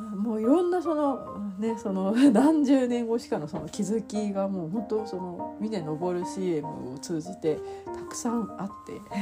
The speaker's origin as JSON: {"language": "Japanese", "region": "Tokyo", "country": "Japan", "tie": "born or raised there", "said": "いわゆるその私の関東生まれとか東京生まれなんで"}